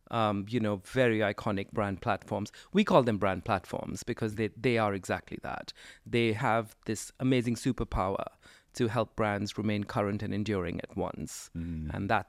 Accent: India; there was no Coca-Cola when I was growing up in India, but we had our own soft drink called Thumbs Up or Campa Cola

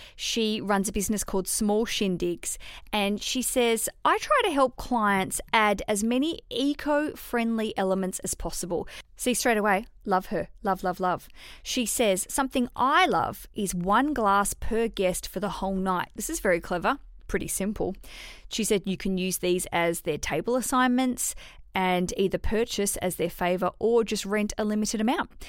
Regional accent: Hobart, Tasmania, Australia; I grew up in Tasmania in Hobart

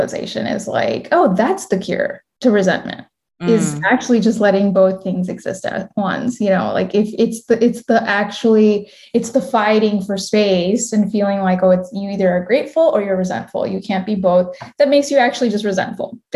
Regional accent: United States; also born or lived in India; I'm a first generation Indian American. I was born in India and my parents, I came here when I was four.

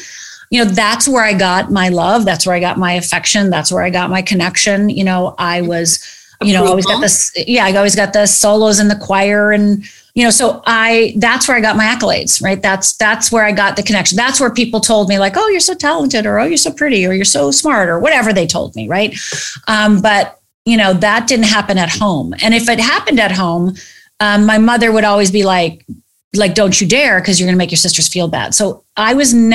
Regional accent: United States; I'm from Upper Michigan, Upper Minnesota. I'm from the Finnish background. I'm actually 100% Finnish

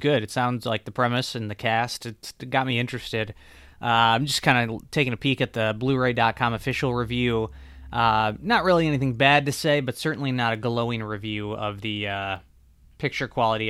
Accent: Michigan, United States; I'm from Michigan

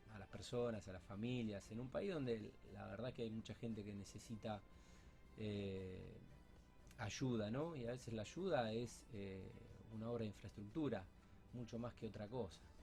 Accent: Rosario, Santa Fe, Argentina; soy Rosarino

